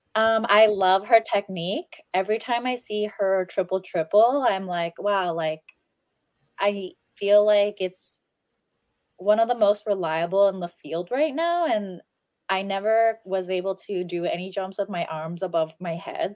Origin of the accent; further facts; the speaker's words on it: United States; as an American